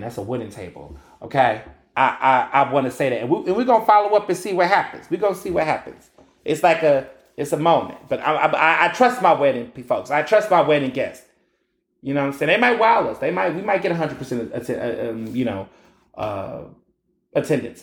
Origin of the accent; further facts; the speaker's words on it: Houston, Texas, United States; moved away as an adult; also born or lived in Chicago, Illinois / Marianna, Arkansas; now in Philadelphia, United States; I grew up in Houston, Texas